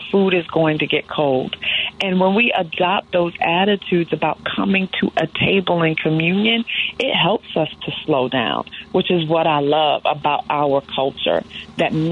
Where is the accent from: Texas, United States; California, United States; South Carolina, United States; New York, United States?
New York, United States; As a New Yorker